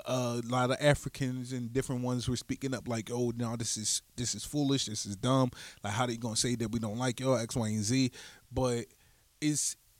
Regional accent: United States; as being Black Americans

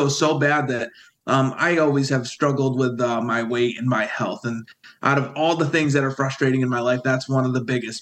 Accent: Windsor, New York, United States; I grew up in Windsor, New York

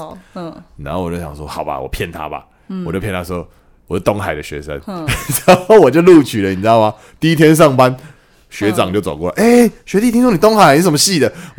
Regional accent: Taichung, Taiwan; 因为我都傻傻跟人家说我台中人，

